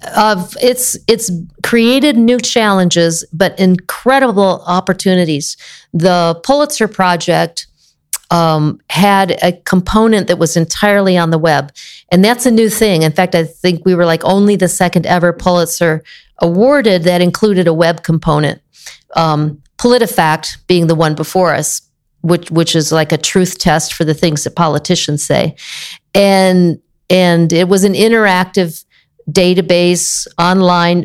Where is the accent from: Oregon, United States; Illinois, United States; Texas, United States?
Illinois, United States; moved away as an adult; also born or lived in Maine / Iowa / West Virginia / Tennessee; now in California, United States; I was born in Maine, grew up in the Midwest, mostly Illinois, Southern Illinois, Northern Illinois, parents on both ends of the state